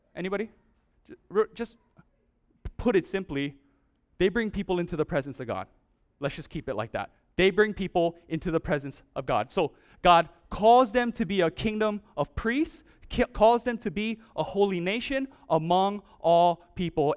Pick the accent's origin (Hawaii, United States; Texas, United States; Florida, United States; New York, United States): Hawaii, United States; Oahu; moved away; I'm from Oahu